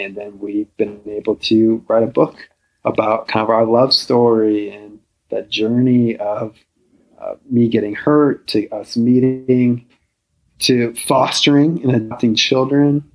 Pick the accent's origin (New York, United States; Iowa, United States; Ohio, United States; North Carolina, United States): Iowa, United States; a small town in; I'm from a small town in Iowa. I grew up in the Midwest